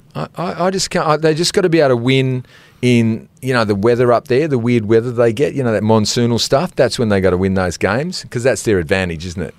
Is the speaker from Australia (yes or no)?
yes; Canberra, Australian Capital Territory, Australia; now in Perth, Australia; I come from Canberra